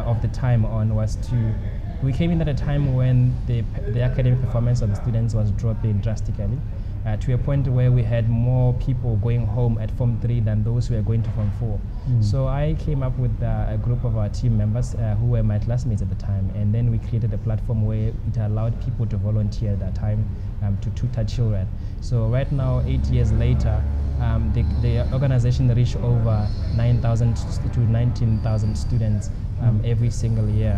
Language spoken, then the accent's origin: English; Mahalapye, Central District, Botswana; I'm from Mahalape